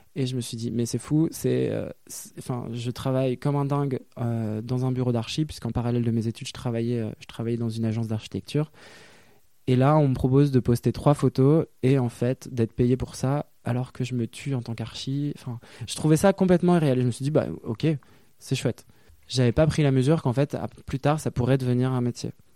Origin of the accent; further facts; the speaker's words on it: Lille, Hauts-de-France, France; moved away as an adult; also born or lived in Brussels, Belgium; now in Paris, France; j'ai grandi à Lille, dans un milieu bourgeois